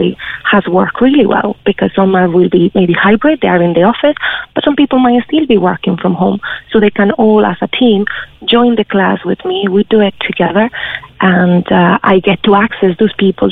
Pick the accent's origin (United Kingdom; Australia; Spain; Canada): Spain; moved away as an adult; now in Ireland; I'm originally from Spain, and I was in Ireland working.